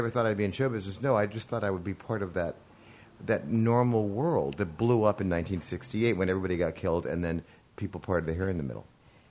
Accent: Los Angeles, California, United States; also born or lived in Glendale / Malibu; I grew up in Hollywood and Glendale, yeah. Malibu. But the thing is, it's that we grew up in white USA 70s.

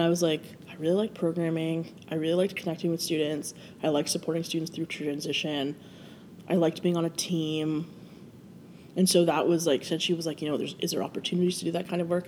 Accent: Brantford, Ontario, Canada; I grew up in Brantford, which is about half an hour from here

